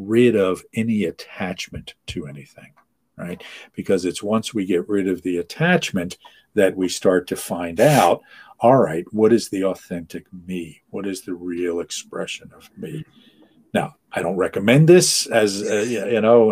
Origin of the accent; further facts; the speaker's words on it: United States; I'm from the United States, but I'm not like the typical, you know, gringo